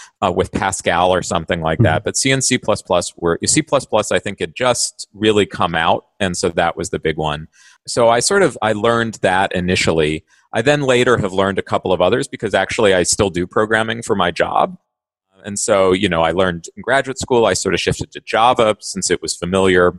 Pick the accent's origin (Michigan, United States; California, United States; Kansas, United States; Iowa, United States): Kansas, United States; Manhattan; I grew up in Manhattan, Kansas